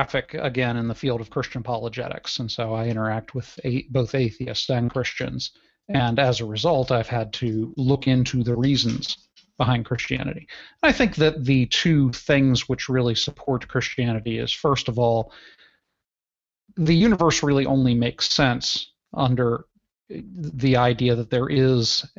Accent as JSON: {"language": "English", "country": "United States", "said": "I'm from the United States"}